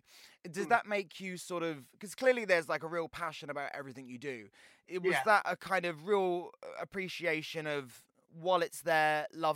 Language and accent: English; Portsmouth, South East England, United Kingdom; I grew up in Portsmouth, which is much nicer now. But, you know, when I was growing up there, it was really pretty rough.